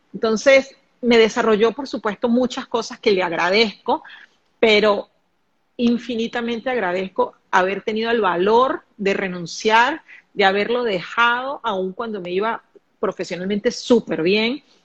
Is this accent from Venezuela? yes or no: yes; Caracas, Capital District, Venezuela; now in Panama; Saludos desde Panamá, de esta tierra caliente, donde yo también estoy, Caracas, mi tierra natal.